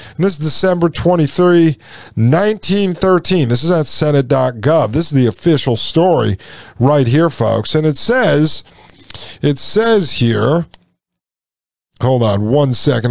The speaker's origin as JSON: {"language": "English", "town": "New Haven", "region": "Connecticut", "country": "United States", "tie": "born or raised there", "said": "I grew up in and around New Haven, Connecticut."}